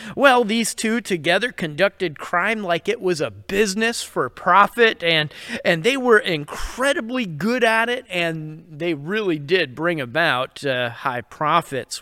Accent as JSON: {"language": "English", "region": "New York", "country": "United States", "said": "I'm from New York and I've kinda heard about it all my life"}